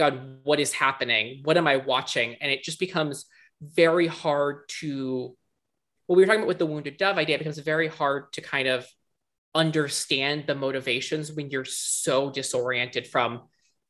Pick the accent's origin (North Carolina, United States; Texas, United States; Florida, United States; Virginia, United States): Virginia, United States; I'm from Virginia